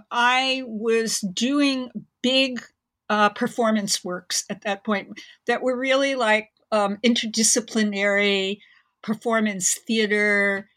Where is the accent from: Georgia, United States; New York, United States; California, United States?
New York, United States; Okay. I grew up in Manhattan in New York and really entered the art world in the early 70s